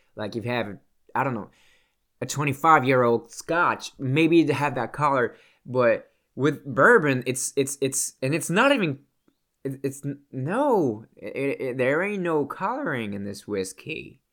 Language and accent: English; Canada; I'm Canadian